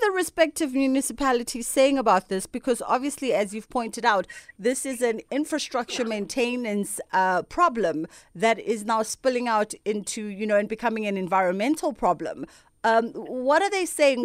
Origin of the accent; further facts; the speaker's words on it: Durban, KwaZulu-Natal, South Africa; I'm from Durban